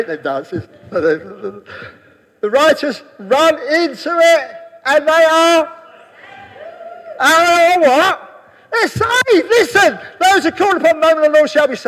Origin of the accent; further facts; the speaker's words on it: England, United Kingdom; I'm English.